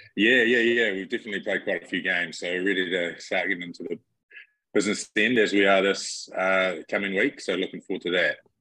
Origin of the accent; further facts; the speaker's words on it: Cambridge, Waikato, New Zealand; moved away as an adult; also born or lived in Te Awamutu, New Zealand; now in United States; I grew up in Cambridge, which is 20 minutes away.